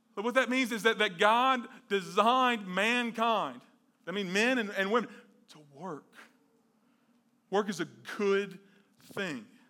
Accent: the South, United States; growing up in the South

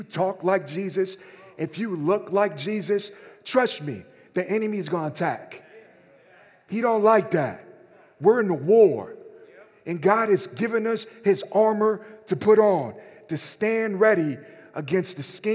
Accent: Mexico; moved away; I grew up in Mexico, and my uncle lived across the street from me

